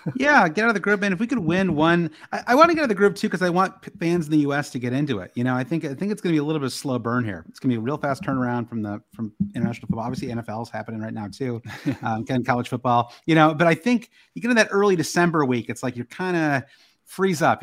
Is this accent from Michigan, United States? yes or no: yes; Michigan, United States; I'm from the Midwest. I grew up in Michigan, big Michigan sports fan